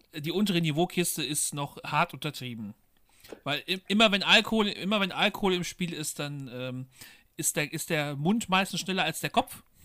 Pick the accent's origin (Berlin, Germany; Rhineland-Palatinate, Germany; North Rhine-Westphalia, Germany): North Rhine-Westphalia, Germany; Bielefeld; also born or lived in Paderborn; ich komme halt aus Bielefeld